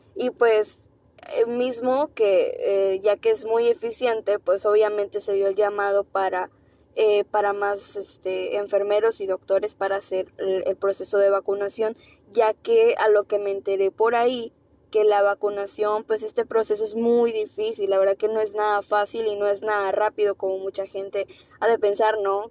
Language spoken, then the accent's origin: Spanish; Mexico; así somos los mexicanos